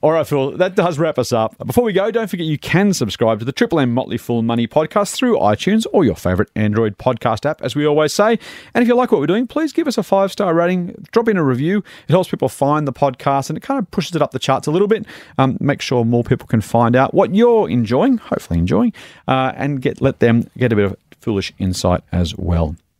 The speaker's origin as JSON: {"language": "English", "country": "Australia"}